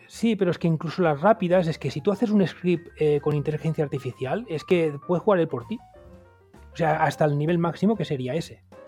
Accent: Montcada i Reixac, Catalonia, Spain; yo, que soy de Moncada

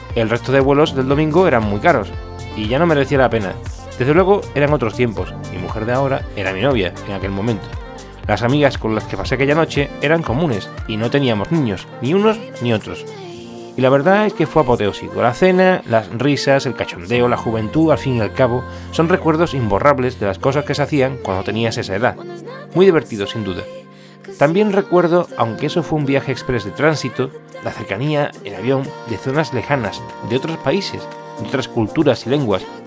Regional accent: Seville, Andalusia, Spain; mi ciudad natal, Sevilla

